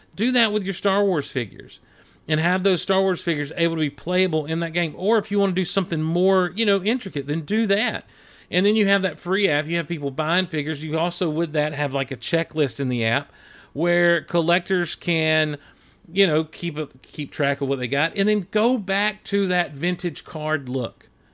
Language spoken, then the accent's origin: English; the South, Southern United States, United States; accent: Southern; I've never been ashamed of my Southern accent.